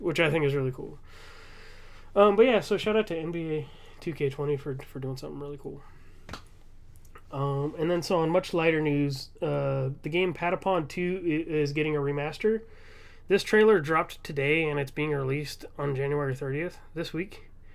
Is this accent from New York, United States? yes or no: no; Southern California, United States; I'm from Southern California